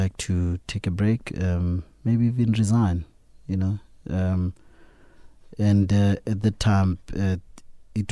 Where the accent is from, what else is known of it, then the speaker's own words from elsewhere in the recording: Klerksdorp, North West, South Africa; Kuma in Klerksdorp.